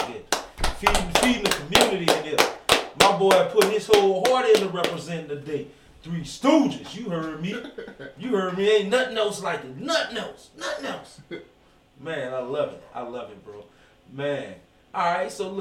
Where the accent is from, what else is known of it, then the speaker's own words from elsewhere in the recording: Gonzales, Louisiana, United States; also born or lived in Kenner / New Orleans; I'm from Gonzales